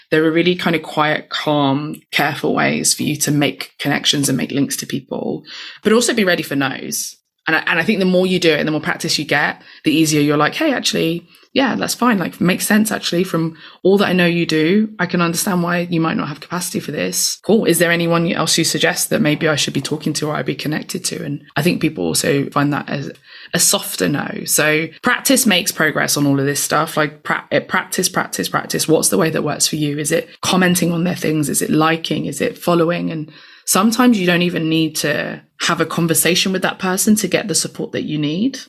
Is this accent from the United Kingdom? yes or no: yes; London, United Kingdom; I grew up in East London